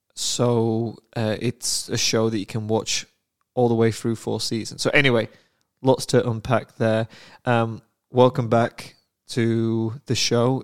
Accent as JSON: {"language": "English", "country": "United Kingdom", "said": "I am British"}